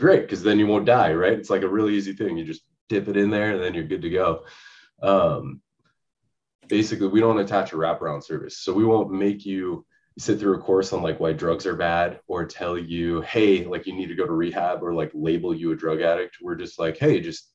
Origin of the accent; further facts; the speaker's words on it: Seattle, Washington, United States; moved away as an adult; now in California, United States; when I was growing up, I'm from Seattle, Washington